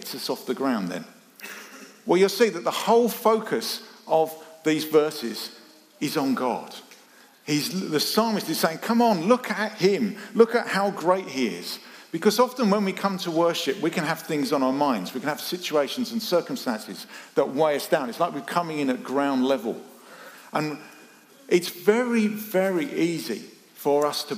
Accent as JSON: {"language": "English", "country": "United Kingdom", "said": "we're British"}